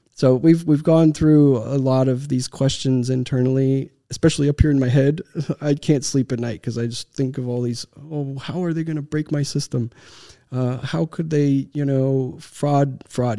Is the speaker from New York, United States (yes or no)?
no; Texas, United States; born or raised there; moved away as an adult; also born or lived in Romania / Seattle